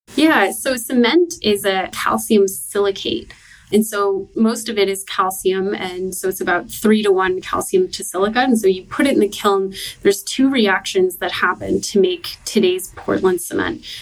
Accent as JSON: {"language": "English", "town": "Halifax", "region": "Nova Scotia", "country": "Canada", "tie": "born or raised there", "moved": "yes", "said": "I'm from Halifax, Nova Scotia"}